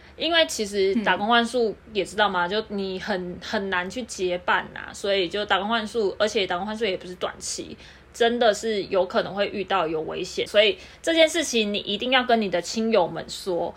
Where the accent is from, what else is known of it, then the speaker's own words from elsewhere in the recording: Kaohsiung, Taiwan; now in Taipei, Taiwan; 因为我是南部人啊